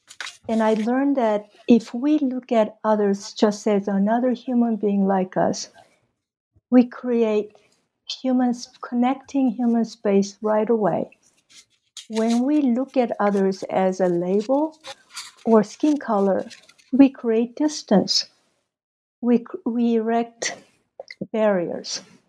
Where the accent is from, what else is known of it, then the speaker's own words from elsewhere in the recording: Mexico City, Mexico; You know, I guess I came from Mexico City, where I attended the American high school for 4 years. And that was in late 60s, early 70s.